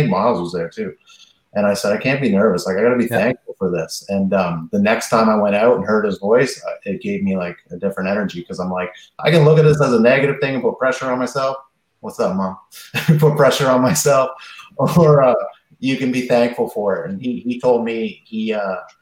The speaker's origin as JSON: {"language": "English", "region": "the Maritimes", "country": "Canada", "tie": "born or raised there", "said": "my hometown"}